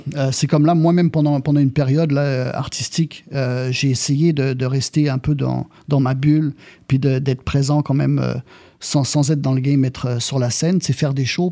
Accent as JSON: {"language": "French", "country": "France", "tie": "born or raised there", "also_born_or_lived": "Laval, Quebec, Canada", "accent": "French", "lives_now": "Montreal, Canada", "said": "je suis arrivé en France en 88. Donc, j'ai vécu là-bas. C'est là-bas que j'ai pogné mon accent"}